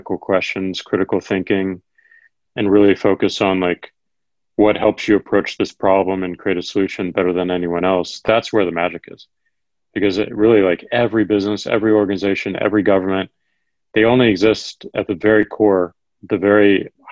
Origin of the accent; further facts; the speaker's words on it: Missouri, United States; Missouri, my home state